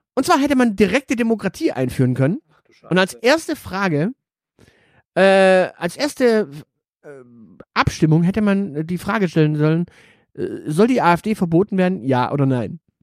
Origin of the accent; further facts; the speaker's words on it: Stuttgart, Baden-Württemberg, Germany; ich bin in einem Stadtteil aufgewachsen in Stuttgart